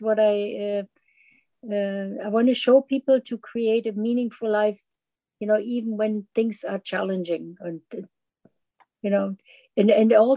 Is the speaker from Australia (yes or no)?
no; Germany; moved away; when I immigrated in from Germany